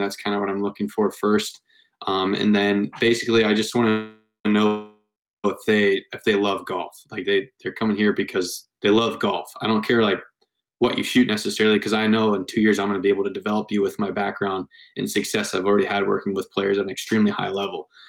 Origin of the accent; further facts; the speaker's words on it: Dublin, Ohio, United States; I grew up in Dublin, Ohio, uh, Northwest Columbus